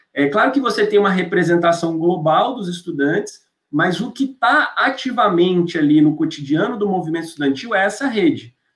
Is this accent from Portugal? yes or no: no; Goiânia, Goiás, Brazil; moved away as an adult; now in São Paulo, Brazil; onde eu cresci em Goiânia